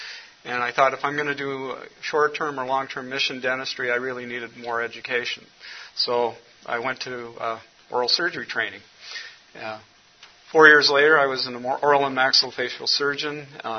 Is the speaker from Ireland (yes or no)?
no; Cameroon; born there; also born or lived in United States; I was born in Cameroon, West Africa. My parents were missionaries there. So I got an early introduction to missions. Came back to the United States, got educated